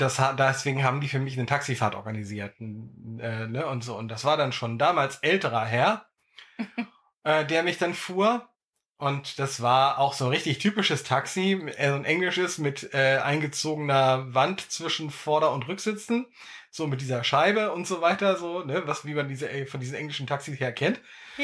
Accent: Dannenberg, Lower Saxony, Germany; ich in meinem Heimatort Dannenberg

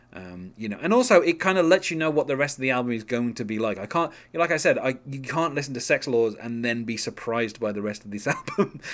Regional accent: United Kingdom; as a British person

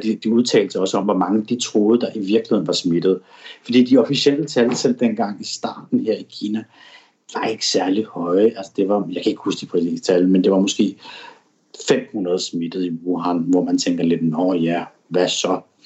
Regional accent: Denmark; moved away as an adult; now in Shanghai, China; mine venner og familie og kollegaer og hjemme i Danmark

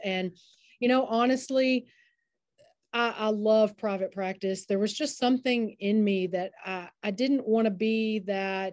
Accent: Henderson, United States; also born or lived in South Carolina; I came back in 2011, and I was so excited to come back to my hometown

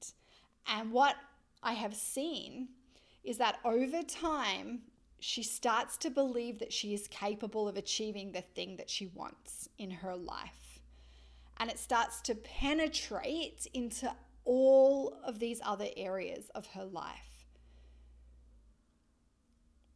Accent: Australia; accent: Australian; my Australian accent

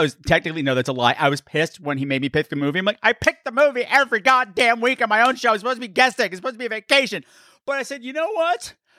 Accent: Long Island, New York, United States; now in New York City, United States; Technically, I'm from Long Island, which is even worse.

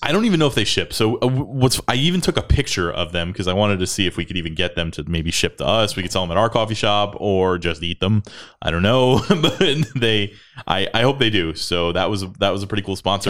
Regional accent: Florida, United States; now in Texas, United States; I grew up in Florida

